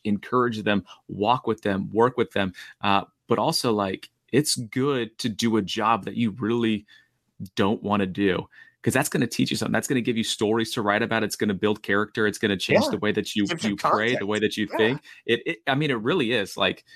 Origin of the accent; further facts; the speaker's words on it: Oviedo, Florida, United States; I grew up in Oviedo, Florida